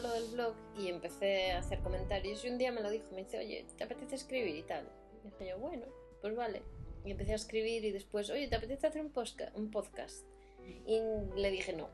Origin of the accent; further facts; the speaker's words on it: A Coruña, Galicia, Spain; moved away as an adult; now in Istanbul, Turkey; nací en La Coruña y 32 años después pues he acabado en Estambul